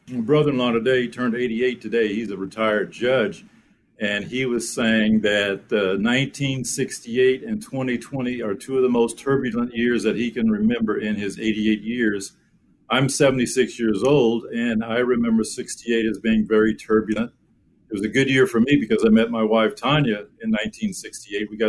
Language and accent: English; Denver, Colorado, United States; moved away as an adult; I grew up in Denver. I was a student athlete. I went to East Denver High School.